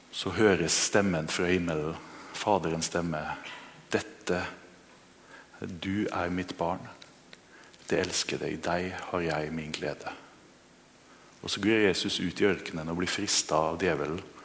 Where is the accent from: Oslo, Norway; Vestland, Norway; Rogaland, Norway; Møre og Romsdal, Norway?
Møre og Romsdal, Norway; Kristiansund; moved away; Jeg vokste opp i Kristiansund